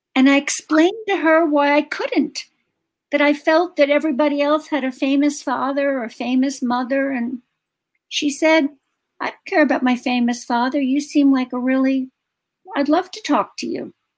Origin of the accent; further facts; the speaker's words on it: New York City, New York, United States; moved away as an adult; I was from Brooklyn, from a working class family in Brooklyn